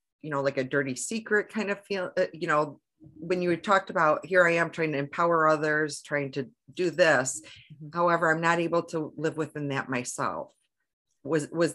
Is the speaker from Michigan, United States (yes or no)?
yes; Michigan, United States; I'm from Michigan